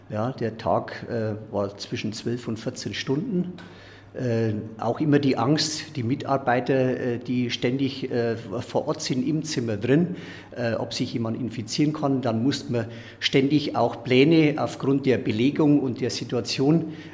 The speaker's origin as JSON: {"language": "German", "town": "Solnhofen", "region": "Bavaria", "country": "Germany", "tie": "born or raised there", "said": "Ich bin in Sollenhofen groß geworden, äh, in meinem Heimatdorf ja"}